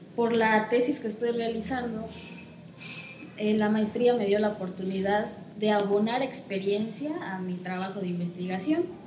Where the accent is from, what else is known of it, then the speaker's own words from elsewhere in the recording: Comitán de Domínguez, Chiapas, Mexico; nací aquí en Comitán de Domínguez y aunque soy hija única, crecí en una enorme familia